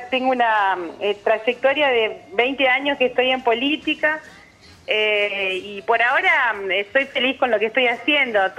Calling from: Ceres, Santa Fe, Argentina; un abrazo simbólico desde acá de Ceres para Laila

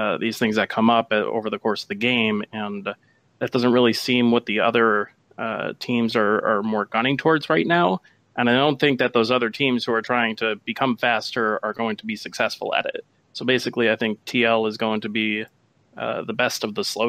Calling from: outside Chicago, Illinois, United States; Calling just outside of Chicago

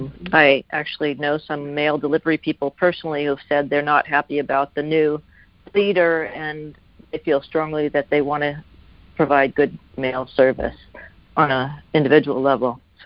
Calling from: Oregon, United States; I'm talking from Oregon, and we've had only mail-in voting as long as I've lived here, which is 20 years.

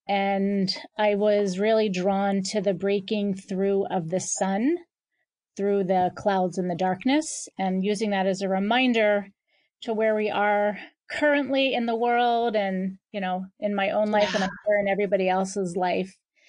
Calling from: Boca Raton, Florida, United States; I am calling from Boca Raton, Florida.

